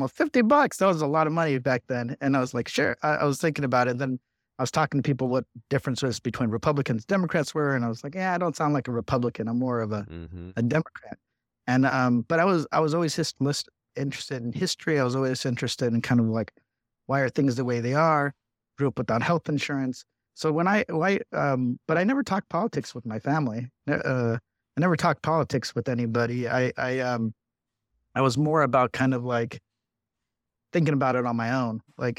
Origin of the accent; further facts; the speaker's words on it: Riverside, California, United States; I was the youngest of six of immigrant parents. I grew up in Riverside, California, but my brother and I were born here. Four of my siblings were born in Mexico.